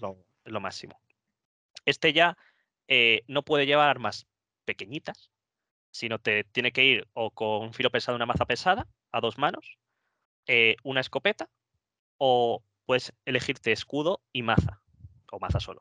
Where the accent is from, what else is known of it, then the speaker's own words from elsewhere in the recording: Móstoles, Community of Madrid, Spain; yo soy de Móstoles, en, Madrid